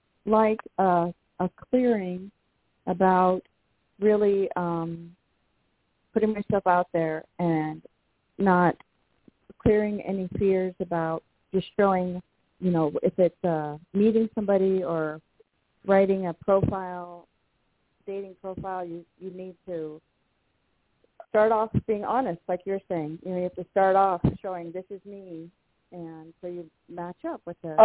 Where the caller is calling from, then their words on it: Washington, United States; in Washington State.